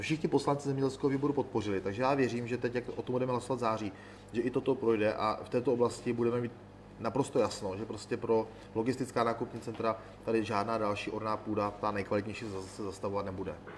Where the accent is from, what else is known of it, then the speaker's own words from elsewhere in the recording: Olomouc Region, Czechia; opravdu tento region je můj, můj rodný region.